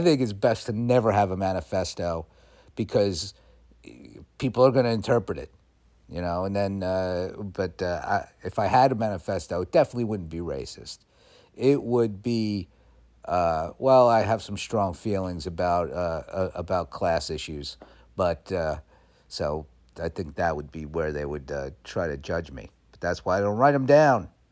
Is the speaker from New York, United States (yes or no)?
yes; New York, United States; moved away; also born or lived in California; I know I'm in New York and I was born in New York